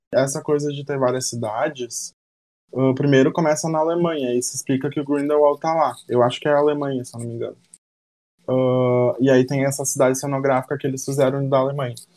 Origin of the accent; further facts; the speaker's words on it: Porto Alegre, Rio Grande do Sul, Brazil; tanto eu quanto a Jaque, quanto o João a gente é aqui de Porto Alegre